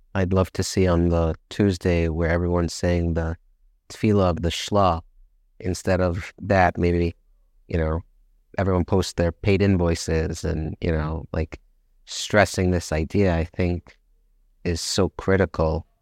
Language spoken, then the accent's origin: English; United States; I'm from America